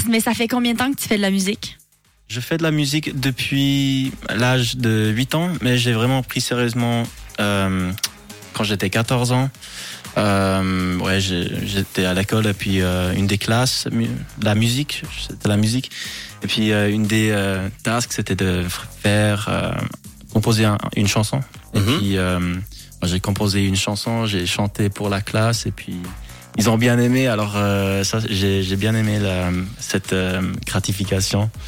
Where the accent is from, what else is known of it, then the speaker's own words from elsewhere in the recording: Quebec, Canada; accent: Quebec; c'est mon vrai accent